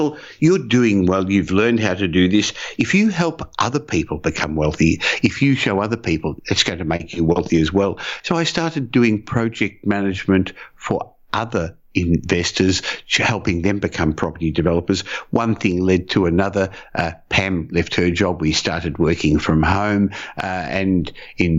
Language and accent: English; Australia; also born or lived in Israel; I came to Australia at the age of 3. I was born in Israel